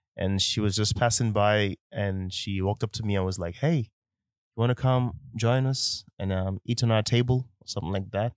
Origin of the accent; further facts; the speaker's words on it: Nigeria; accent: Nigerian; I'm a Nigerian man. So sometimes, eh, the Nigerian accent can also come out into the podcast